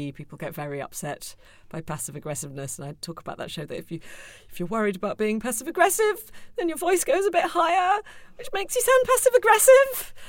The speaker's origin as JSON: {"language": "English", "region": "London", "country": "United Kingdom", "tie": "born or raised there", "also_born_or_lived": "Brighton", "said": "I do talk about having a very British, very middle-class mother and my sort of North London and Brighton polite background. But then there's this other influence on my personality, because my dad is Australian."}